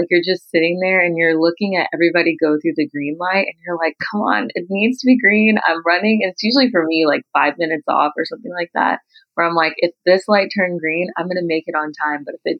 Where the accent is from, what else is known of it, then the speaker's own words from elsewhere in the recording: Houston, Texas, United States; Even though I'm from Houston